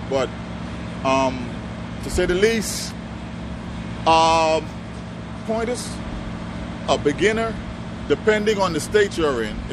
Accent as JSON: {"language": "English", "town": "Nassau", "country": "Bahamas", "moved": "yes", "said": "Oh, I'm from the Bahamas."}